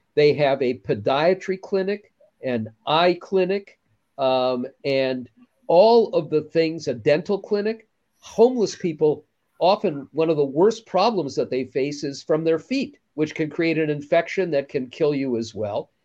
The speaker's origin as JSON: {"language": "English", "region": "Minnesota", "country": "United States", "said": "my home state of Minnesota"}